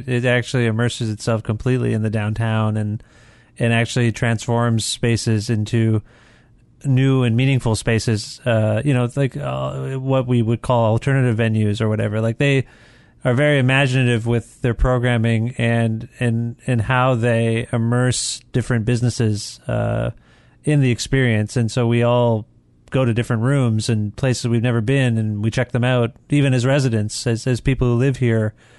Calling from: Guelph, Ontario, Canada; I'm calling you from Guelph.

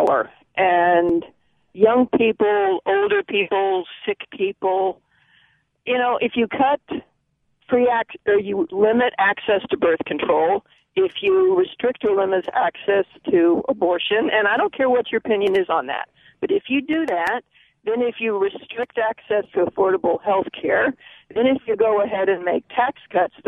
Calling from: Covington, Louisiana, United States; I'm calling from Covington, Louisiana

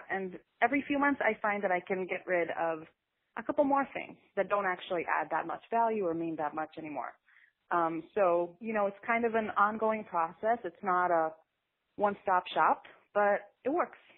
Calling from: New York City, New York, United States; I'm calling from Brooklyn, New York.

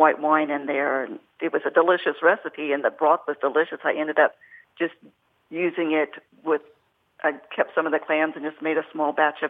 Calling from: Central Georgia, United States; I'm calling from Central Georgia.

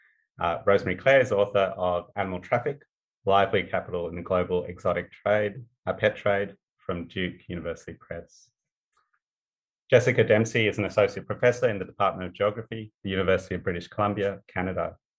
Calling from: Perth, Western Australia, Australia; I wanted to start by acknowledging the country I'm on. I'm coming from Perth. So I'm on the land of the Whadjuk people of the Noongar Nation.

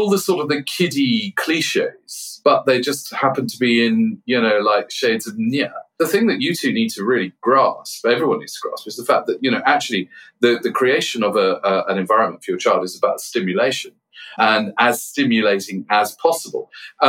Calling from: Cirencester, South West England, United Kingdom; I'm joining you from the old police station in Cirencester.

